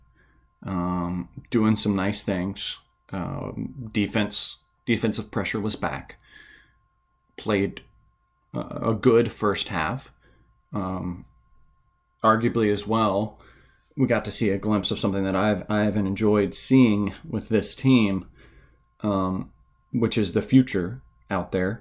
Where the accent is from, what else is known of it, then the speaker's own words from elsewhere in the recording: the South, United States; I'm from the South, so we say bless your heart.